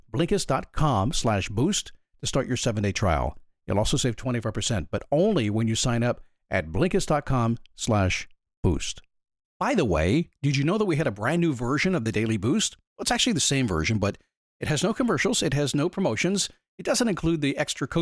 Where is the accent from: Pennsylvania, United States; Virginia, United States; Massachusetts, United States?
Virginia, United States; Manassas; moved away as an adult; I grew up in Manassas, Virginia. I went to Stonewall Jackson High School there a long time ago